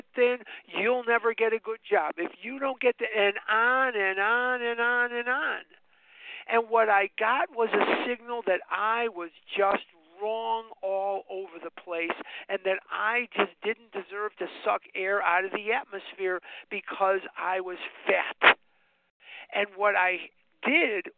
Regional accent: Chicago, Illinois, United States; I was born and raised on the north side of Chicago, and I graduated Mather High School in 1972

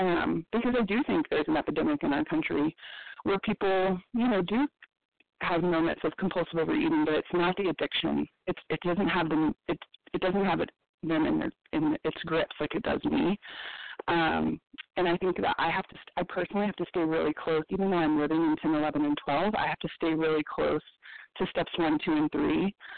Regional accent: Colorado, United States; This is …, and I'm from Colorado.

